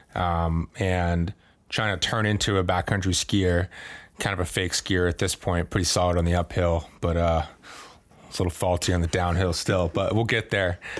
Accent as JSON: {"language": "English", "region": "Maine", "country": "United States", "tie": "born or raised there", "also_born_or_lived": "Boston", "moved": "as an adult", "said": "I grew up in Maine and that's my home"}